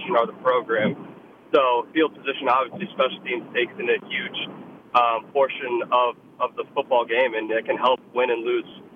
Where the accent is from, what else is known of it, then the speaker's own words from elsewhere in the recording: St. Louis, Missouri, United States; moved away as an adult; now in Harrisonburg, United States; I loved growing up there in St. Louis